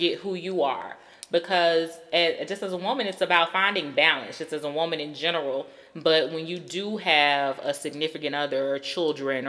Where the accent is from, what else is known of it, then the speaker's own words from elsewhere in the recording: Georgia, United States; I grew up in Georgia